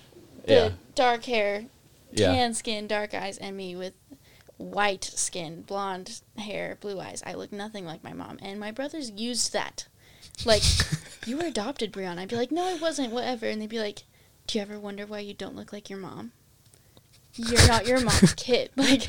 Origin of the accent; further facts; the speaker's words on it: Pinesdale, Montana, United States; but honestly, growing up in Pinesdale, as little of time that I did have